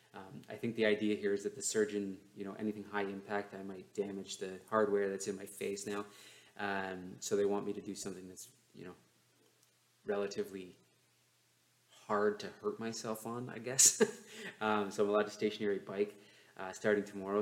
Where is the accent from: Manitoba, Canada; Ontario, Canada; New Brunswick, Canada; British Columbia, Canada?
Ontario, Canada; London; my hometown of London, Ontario